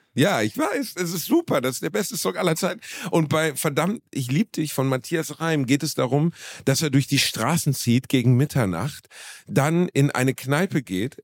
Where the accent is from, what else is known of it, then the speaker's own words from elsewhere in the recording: Germany; ich bin Deutscher